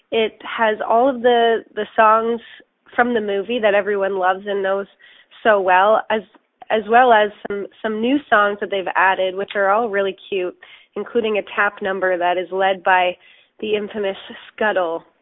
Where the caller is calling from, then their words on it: Cambridge, East of England, United Kingdom; I'm actually calling from the Dunfield Theatre in Cambridge